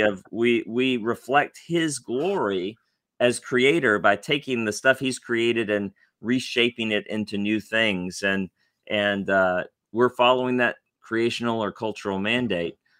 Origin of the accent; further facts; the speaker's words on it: Tennessee, United States; now in Louisville, United States; I grew up in Tennessee